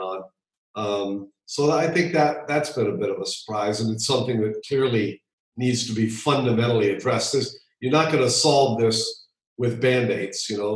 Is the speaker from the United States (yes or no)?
yes; Hawaii, United States; moved away; also born or lived in Virginia; Yes, I grew up in Hawaii.